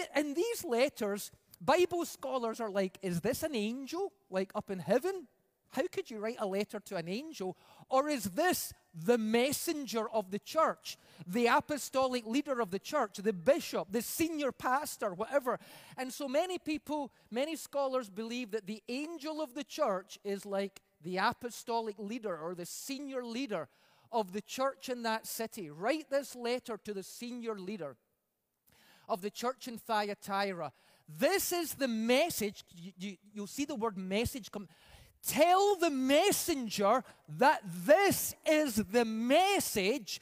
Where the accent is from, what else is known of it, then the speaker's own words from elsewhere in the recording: Scotland, United Kingdom; moved away; I come from Scotland, where we call the groceries the messages